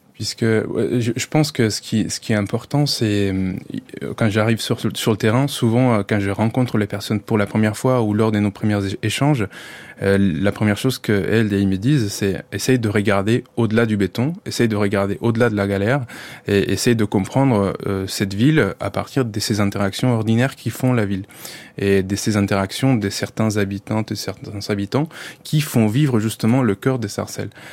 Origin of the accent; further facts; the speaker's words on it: Colombia; French is a second language; moved away as an adult; now in France; je suis colombien